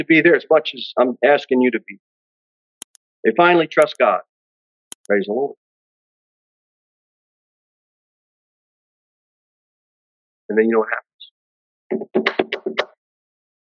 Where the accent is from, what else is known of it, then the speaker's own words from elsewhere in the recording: United States; as an American